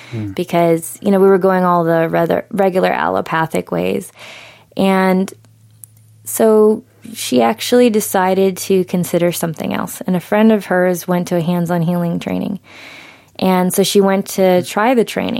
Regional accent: New England, United States; I grew up in New England

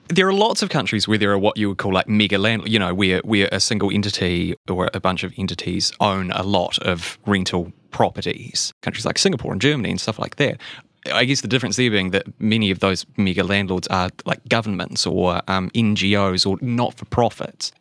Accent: Christchurch, Canterbury, New Zealand; I'm from Christchurch, and I, I remember in the aftermath of the, the, the earthquake in twenty eleven

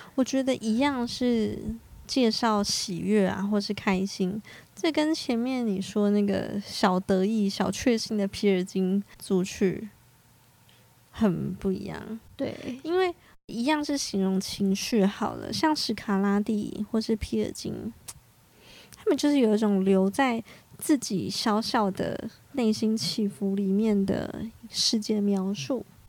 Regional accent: Hualien County, Taiwan; 我花莲人我也是见过猴子的

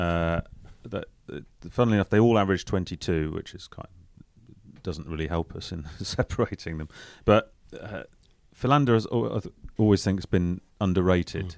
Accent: England, United Kingdom; as Englishman

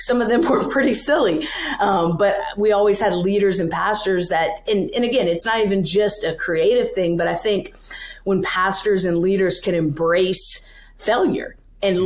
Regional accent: Louisiana, United States; now in New York City, United States; I'm from Louisiana originally, uh, born and raised there, grew up, went to school, did the whole thing

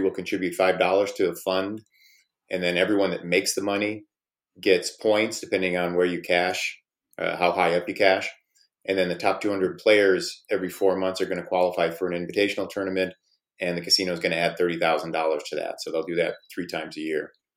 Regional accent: Midwest, United States; I'm from the Midwest

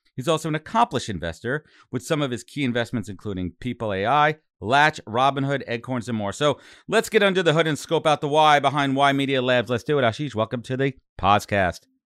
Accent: New York, United States; I went to school up in Buffalo, and I'm from New York

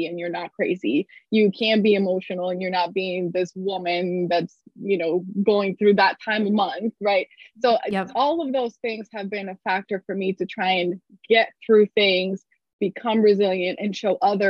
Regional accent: Colombia; moved away; This was back in Colombia. I'm from Colombia originally

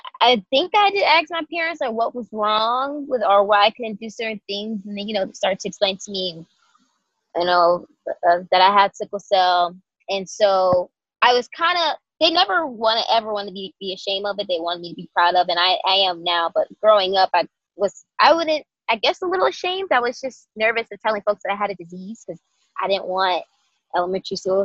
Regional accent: Atlanta, Georgia, United States; moved away as an adult; also born or lived in DMV area (Washington, D.C. metro); now in Washington, D.C. area, United States; I was born and raised in Atlanta, Georgia

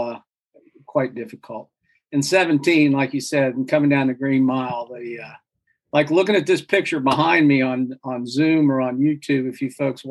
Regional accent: Columbus, Ohio, United States; now in Charlotte, United States; growing up in Columbus

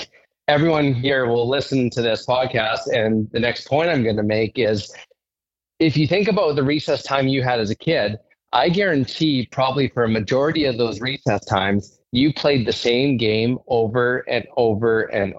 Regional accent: Saskatoon, Saskatchewan, Canada; I'm from Saskatoon, and I ended up working at an inner city school in Saskatoon

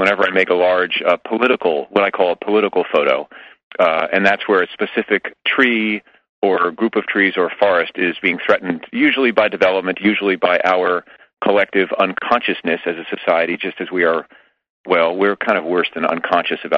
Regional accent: New York, United States; moved away as an adult; now in California, United States; I'm in California now, but I come from New York originally for the first 35 years of my life

